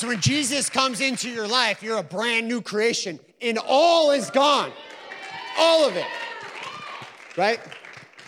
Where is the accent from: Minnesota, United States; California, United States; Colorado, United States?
Minnesota, United States; Stacy; also born or lived in Sartell, Minnesota; now in St. Cloud, United States; I'm from Sartell or St. Cloud. I've lived there for 11 years now. I grew up in Stacy, Minnesota.